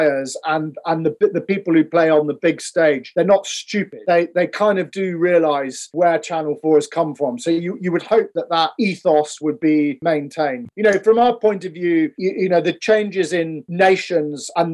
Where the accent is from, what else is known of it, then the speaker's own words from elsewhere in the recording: Scotland, United Kingdom; we're from Scotland